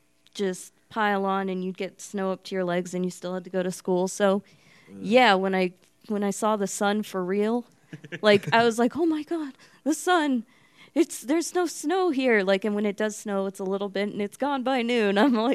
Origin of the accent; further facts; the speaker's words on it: New Hampshire, United States; also born or lived in Tucson; now in Albuquerque, United States; I'm from New Hampshire.